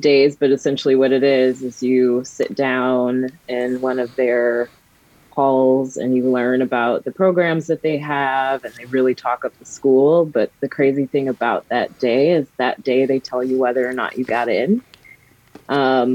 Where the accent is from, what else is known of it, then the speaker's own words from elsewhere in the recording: Country Club Hills, Illinois, United States; I was born and raised in Country Club Hills, Illinois, which is a south suburb